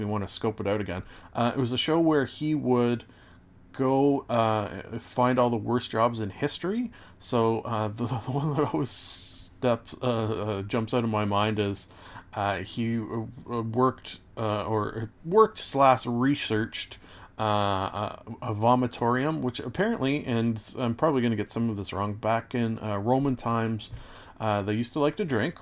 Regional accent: Canada; as a Canadian

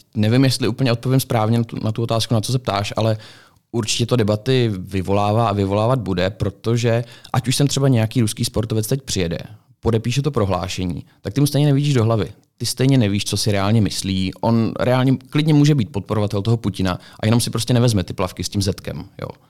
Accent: Czechia

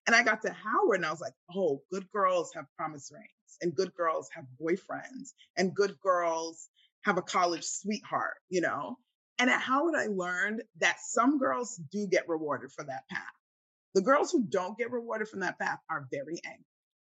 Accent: Nigeria; I'm Nigerian. If I really wanted to get a husband, I would get somebody to go to the village, bring me someone

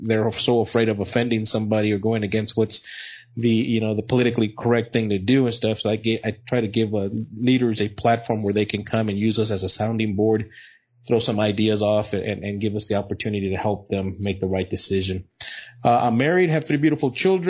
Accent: El Paso, Texas, United States; also born or lived in Odessa, Texas; I was born in El Paso, Texas

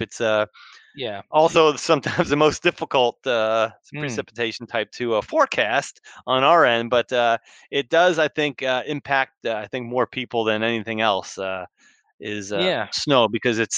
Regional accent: New Jersey, United States; Growing up as a kid, I grew up in New Jersey

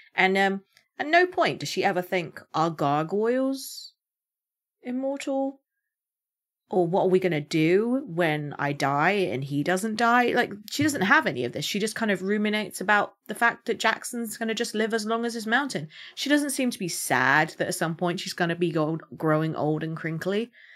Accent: United Kingdom; as a Brit

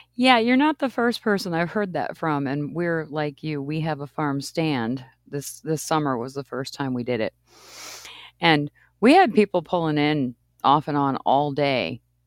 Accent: East Coast, Maine, United States; moved away; I grew up on the East Coast, and I lived in Maine

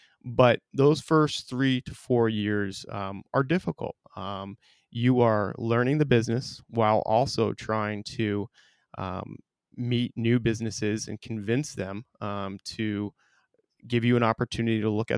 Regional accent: South Burlington, Vermont, United States; I was born and raised in South Burlington, Vermont, and Hickok & Boardman obviously is our main office is here in Burlington, and I was looking for the opportunity to get back home

